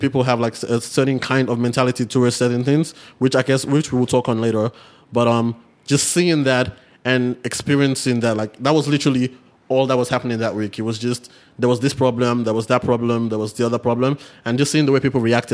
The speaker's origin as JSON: {"language": "English", "country": "Nigeria", "moved": "yes", "said": "we're Nigerian"}